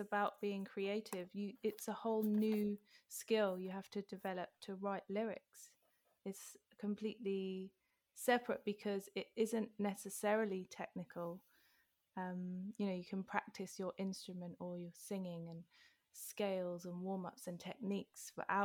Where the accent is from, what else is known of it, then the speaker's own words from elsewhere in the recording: London, United Kingdom; moved away; when my mum left Wembley, for example, a few years ago, I thought, am I still from there